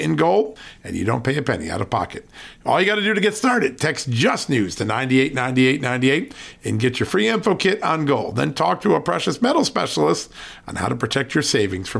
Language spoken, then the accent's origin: English; Virginia, United States; my home state of Virginia.